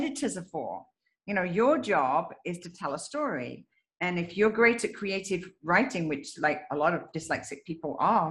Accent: England, United Kingdom; moved away; I am originally from England

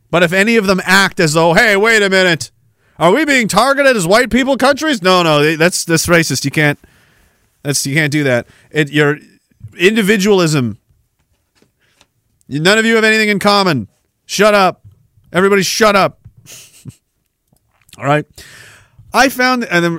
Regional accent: Canada

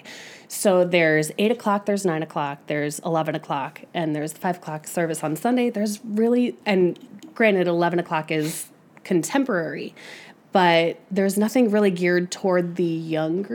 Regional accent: Aurora, Illinois, United States; also born or lived in Naperville, Illinois; Born in Naperville, right here at Edward. Grew up in Aurora.

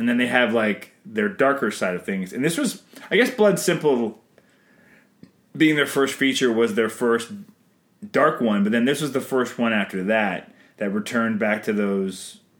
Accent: Canada

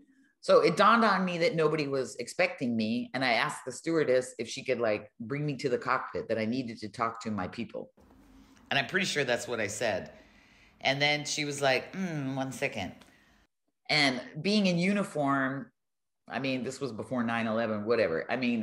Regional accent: Colorado, United States; moved away as an adult; also born or lived in Berlin, Germany; now in Germany; from Colorado

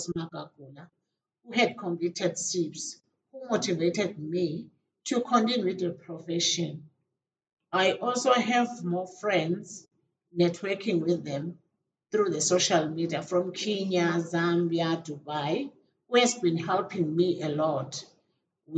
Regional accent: Eswatini; from Eswatini.

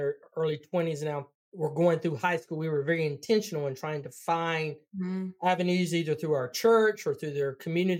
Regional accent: North Carolina, United States; accent: Southern; I'm from North Carolina

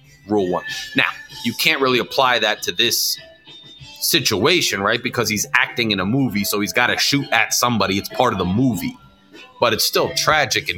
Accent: Freehold, New Jersey, United States; my hometown, Freehold, New Jersey

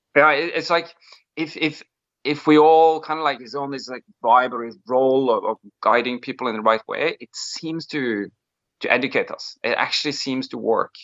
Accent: Molde, Møre og Romsdal, Norway; I come from um from a very like sport sporty place in Norway. It's a small town. It's called Molde

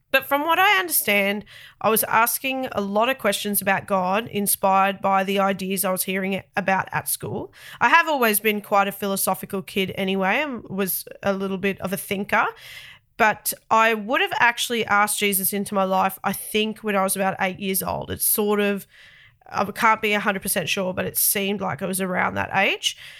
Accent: Sydney, New South Wales, Australia; accent: very thick Australian; I'm the only one of my family that's born in Australia, specifically Sydney. I've lived in Australia all of my thirty-eight years of life, and no doubt that's responsible for the very thick Australian accent

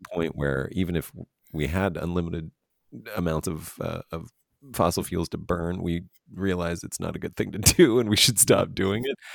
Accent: East Coast, United States; moved away as an adult; also born or lived in New York; I grew up in the East Coast

